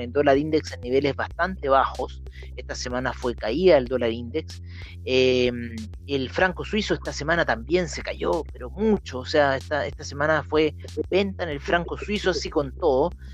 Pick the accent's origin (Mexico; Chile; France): Chile